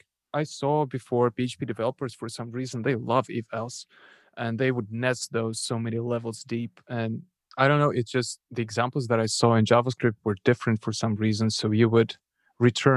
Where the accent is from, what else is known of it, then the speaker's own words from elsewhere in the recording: Moldova; first language Russian; English is a second language; moved away; my first language is Russian, but since I'm from Eastern Europe, Moldova